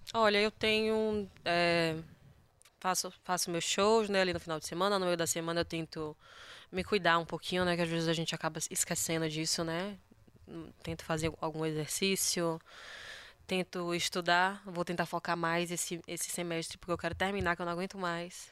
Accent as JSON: {"language": "Portuguese", "region": "Bahia", "country": "Brazil"}